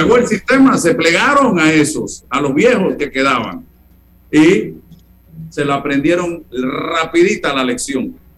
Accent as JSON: {"language": "Spanish", "country": "Panama", "said": "somos más panameños porque nos ponemos el suéter rojo de la selección"}